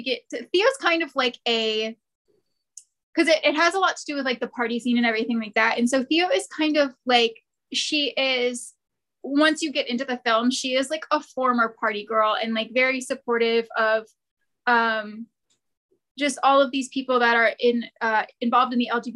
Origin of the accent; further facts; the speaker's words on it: Ohio, United States; now in Atlanta, United States; So I moved to Atlanta from Ohio, and so a lot of my friends are still out there